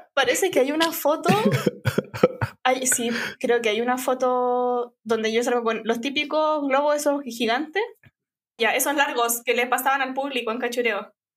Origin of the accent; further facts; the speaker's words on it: San Bernardo, Santiago Metropolitan Region, Chile; no nací en San Bernardo, pero tenía, no sé, un año, dos años cuando empecé a, a ir a San Bernardo. Entonces viví la mayor parte de mi vida en San Bernardo, por 25, 26 años.